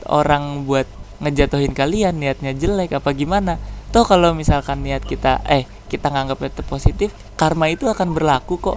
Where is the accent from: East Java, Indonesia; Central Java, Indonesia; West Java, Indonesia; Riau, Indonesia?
West Java, Indonesia; Cileungsi; kalau aku dari Cilengsi dia dari Bekasi